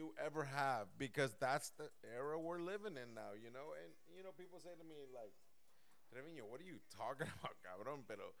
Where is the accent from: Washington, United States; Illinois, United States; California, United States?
California, United States; moved away; also born or lived in Mexico / Europe / Puerto Rico; I was born and raised in California. I had the privilege of living in Mexico, privilege of living in Europe, and privilege of living in the great continent de Puerto Rico.